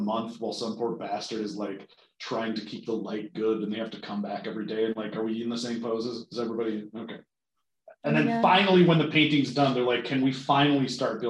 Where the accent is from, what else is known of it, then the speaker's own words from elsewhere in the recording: United Kingdom; Yes, we're so British. We think we're so grand that we put great as part of our country's name.